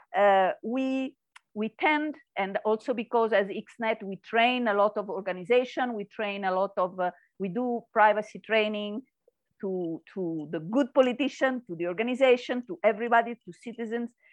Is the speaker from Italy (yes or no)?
yes; Italy; English is a second language; now in Spain; I come from Italy and then come to live in Spain